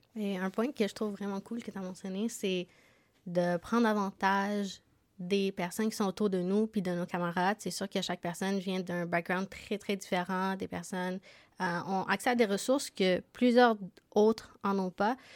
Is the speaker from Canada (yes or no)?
yes; Montreal, Quebec, Canada; moved away as an adult; now in Sherbrooke, Canada; Moi aussi, j'ai déménagé à Sherbrooke. je viens de Montréal